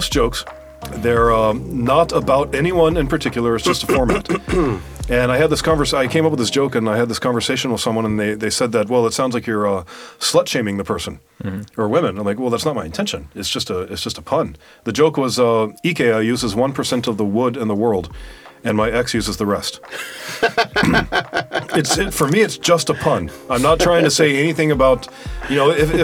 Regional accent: United States; now in Estonia

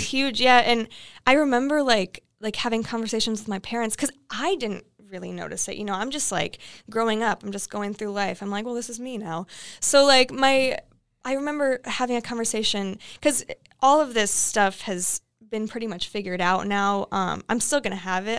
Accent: Iowa, United States; moved away as an adult; now in Los Angeles, United States; I grew up in Iowa

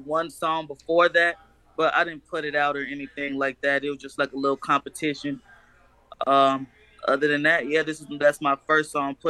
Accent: Chicago, Illinois, United States; now in Manhattan, Kansas, United States; I was born in Chicago. I actually live in Kansas at the moment. Okay. 28 years old.

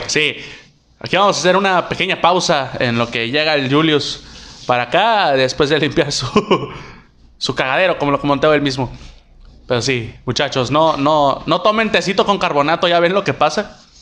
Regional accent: Mexico; Somos, somos mexicanos

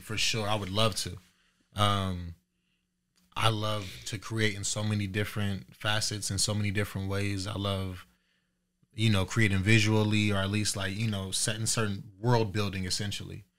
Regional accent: Riverside, California, United States; also born or lived in Moreno Valley, California; now in Dayton, United States; I grew up in California, um, between Merino Valley, Riverside, uh, my pops is from

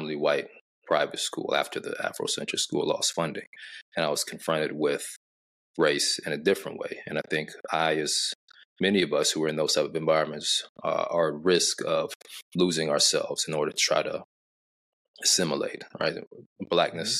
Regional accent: Arkansas, United States; my grandfather was a civil rights attorney and state legislator in my hometown of Arkansas

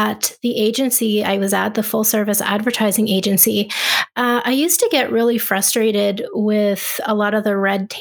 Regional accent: Ottawa, Ontario, Canada; when I moved back home to where I'm from Ottawa, Canada

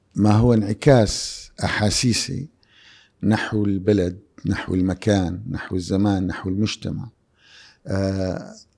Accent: Syria; moved away as an adult; now in Jeddah, Saudi Arabia; بلدي سوريا

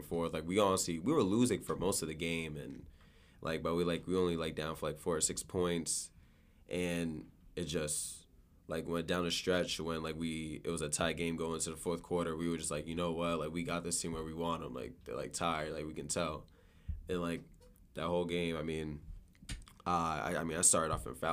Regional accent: Boston, Massachusetts, United States; I grew up in Dorchester

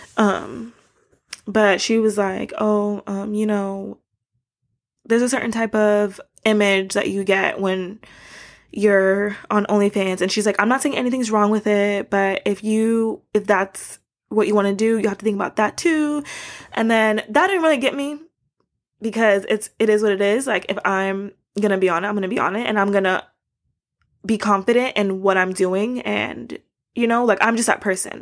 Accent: Miami, Florida, United States; moved away as an adult; now in Japan; I grew up in Florida

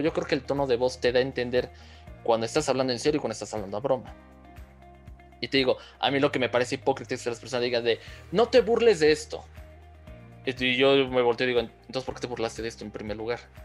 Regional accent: Mexico City, Mexico; nosotros como chilangos

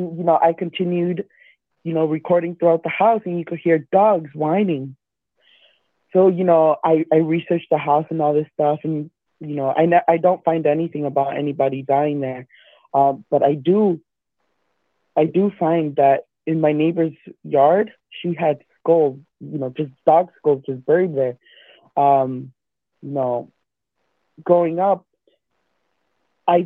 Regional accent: Perth Amboy, New Jersey, United States; now in Illinois, United States; I come from New Jersey, a small town, Perth Amboy

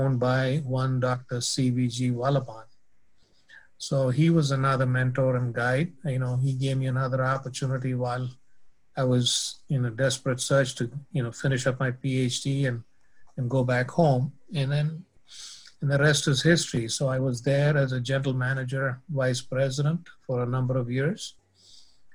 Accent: India; moved away as an adult; I was born and raised in India

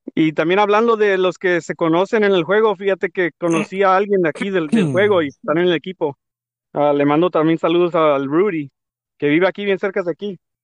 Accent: Tijuana, Baja California, Mexico; de Tijuana, de donde yo soy

